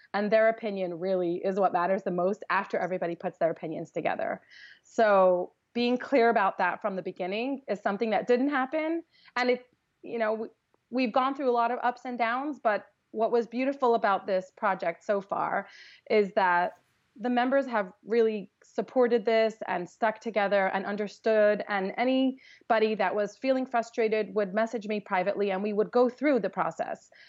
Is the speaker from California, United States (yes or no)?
yes; Los Angeles, California, United States; I grew up in Los Angeles